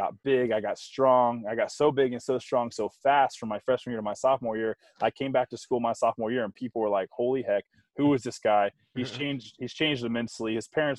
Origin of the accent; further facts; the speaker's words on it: Tampa, Florida, United States; Growing up in Tampa, my parents had a construction business